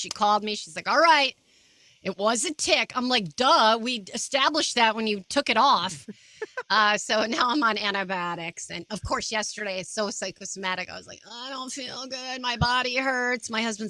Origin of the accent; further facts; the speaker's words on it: Albany, New York, United States; accent: general American; No, I'm from Albany, New York. So I kind of have a general American dialect.